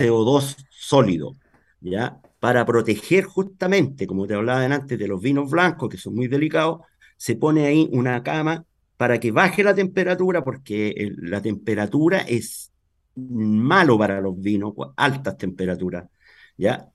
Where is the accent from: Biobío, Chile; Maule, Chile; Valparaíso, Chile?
Maule, Chile; Talca; En Talca. Yo soy de Talca. Nacido, criado aquí toda mi vida en Talca.